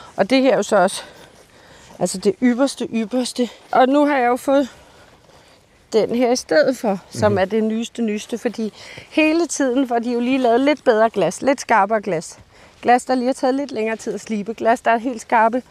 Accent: Bornholm, Capital Region of Denmark, Denmark; hjemme på Bornholm

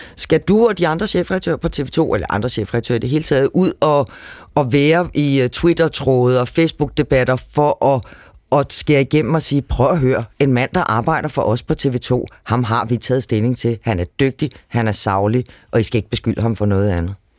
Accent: Copenhagen area, Capital Region of Denmark, Denmark; Jeg stammer fra Københavnsområdet

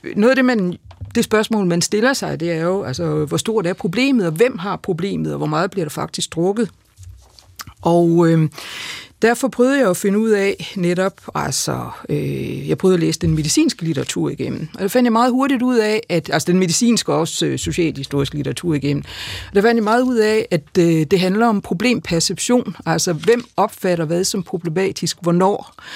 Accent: Denmark; min hjemby Grænsted

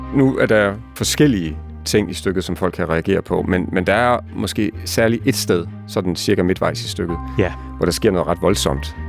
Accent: Lemvig, Central Denmark Region, Denmark; moved away; also born or lived in Copenhagen; den egen, hvor jeg selv er vokset op

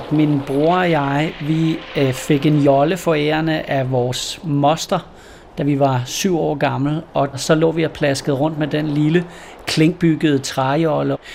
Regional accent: West Jutland, Central Denmark Region, Denmark; moved away; jeg er bondedreng ude fra Vestjylland dengang

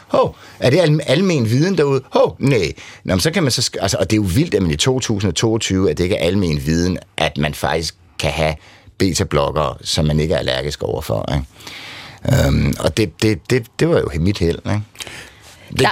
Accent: Nykøbing Falster, Zealand, Denmark; kommer jeg fra Nykøbing Falster

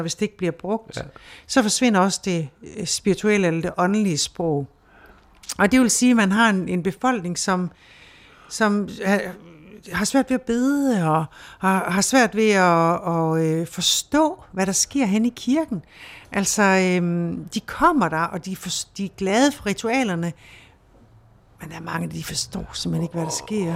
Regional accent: Denmark

